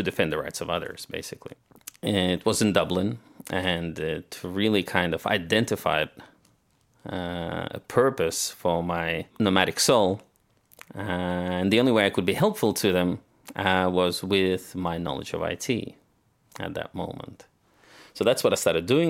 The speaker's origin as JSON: {"language": "English", "country": "Australia", "tie": "born or raised there", "also_born_or_lived": "Soviet Union", "moved": "as an adult", "said": "I grew up in Australia"}